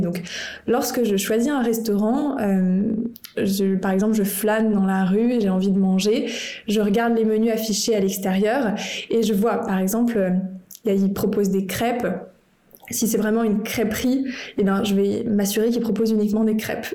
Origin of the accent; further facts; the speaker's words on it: France; en tant que Français